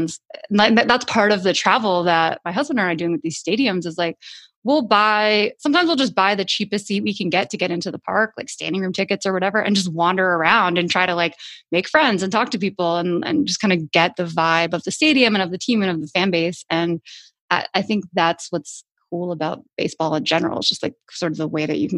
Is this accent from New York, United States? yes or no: yes; New York, United States; I grew up in New York